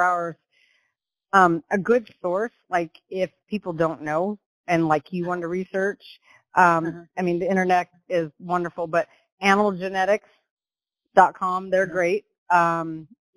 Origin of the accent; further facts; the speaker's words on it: Western Washington, United States; moved away as an adult; now in Oklahoma, United States; I was born and raised in Western Washington